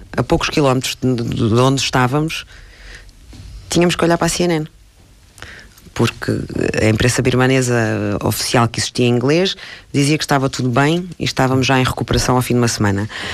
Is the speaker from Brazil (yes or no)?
no; Portugal; E como eu sou portuguesa